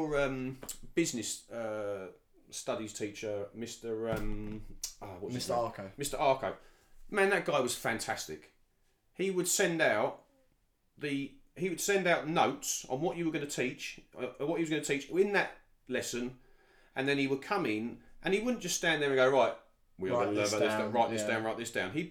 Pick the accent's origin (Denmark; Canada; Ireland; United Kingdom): United Kingdom; also born or lived in Dubai / London; myself as a British guy